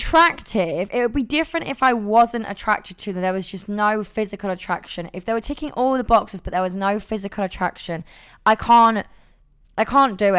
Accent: Nottingham, East Midlands, United Kingdom; now in London, United Kingdom; I'm from Nottingham living in London

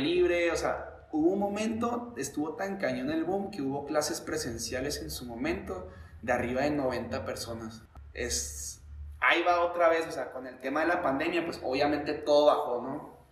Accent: Chihuahua, Mexico; moved away as an adult; also born or lived in Mexico City / Spain; salí de la casa a dedicarme al deporte a los 22, me fui un año a Ciudad de México y tío, casi cuatro a España y regresé a mis 26, 27 aquí a Chihuahua

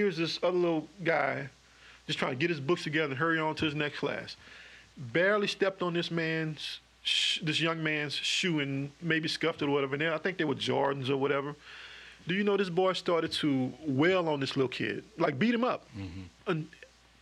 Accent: Dallas, Texas, United States; moved away as an adult; also born or lived in New Rose (unclear, possibly New Roads, Louisiana); now in Baton Rouge, United States; I was born in Dallas and my parents were living in a project at the time

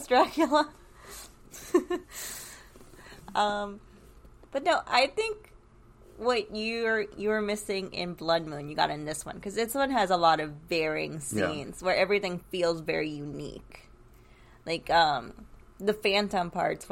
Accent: Orlando, Florida, United States; I grew up around Dueling Dragons.

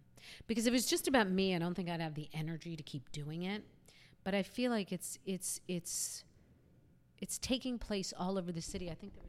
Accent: New York City, New York, United States; Because I'm like a New Yorker. My parents are New Yorkers.

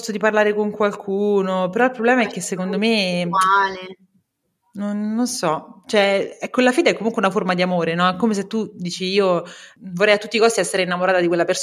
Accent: Rome, Lazio, Italy; now in Turin, Italy; Sono romana, sì, giusto. si sente, immagino che...

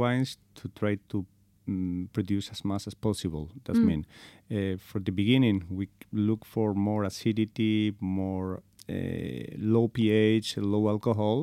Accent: Spain; English is a second language; also born or lived in Segovia, Spain; I'm from Spain. I'm living in a very small place in Segovia, is the province

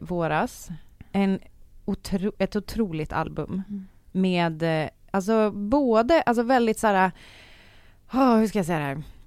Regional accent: Sweden; vi svenskar

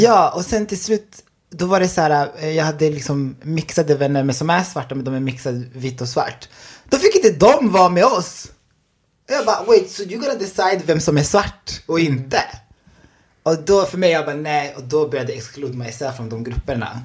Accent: Enköping, Uppsala County, Sweden; also born or lived in Burundi; Jag är från Enköping, men jag är född i Burundi. Ah. Men flyttade till Sverige 2003.

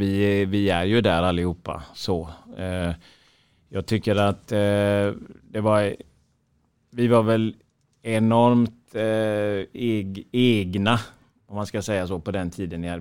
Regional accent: Sweden; vi svenskar

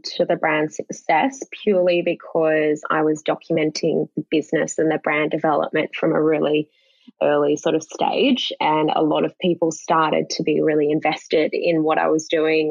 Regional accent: Australia; I'm an Australian woman

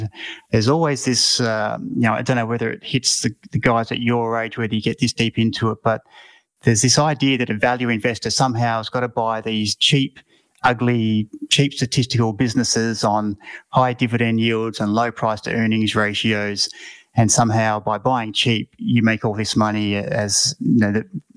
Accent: Mount Gambier, South Australia, Australia; I come from Mount Gambier in country South Australia

